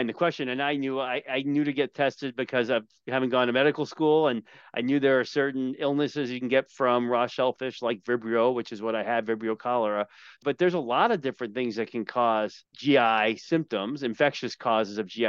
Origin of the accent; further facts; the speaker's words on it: Long Island, New York, United States; I grew up on Long Island